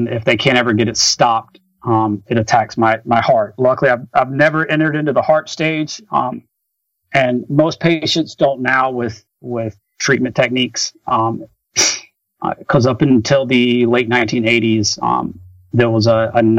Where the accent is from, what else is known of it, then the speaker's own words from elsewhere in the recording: Rock Hill, South Carolina, United States; I was at a small Division I college called Winthrop University that was in my hometown